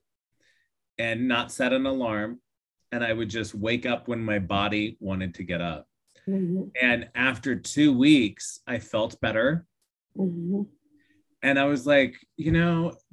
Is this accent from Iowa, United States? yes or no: yes; Iowa, United States; growing up in Iowa